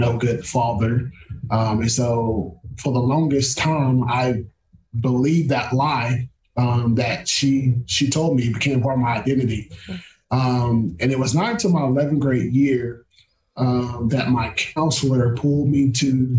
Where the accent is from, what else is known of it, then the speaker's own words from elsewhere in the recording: near Belton, Texas, United States; moved away as an adult; also born or lived in Marshall, Texas; now in Arkadelphia, United States; UMHB is about 45 minutes down the road from my hometown